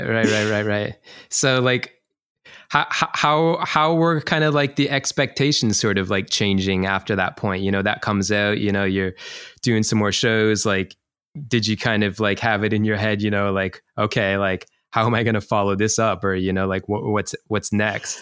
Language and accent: English; Canada; now in Chiba, Japan; I'm from Canada